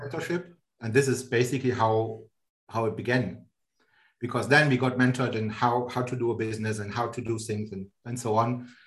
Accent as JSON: {"language": "English", "country": "Germany", "tie": "born or raised there", "moved": "as an adult", "lives_now": "Switzerland", "said": "I'm born in Germany and um, born and raised in Germany."}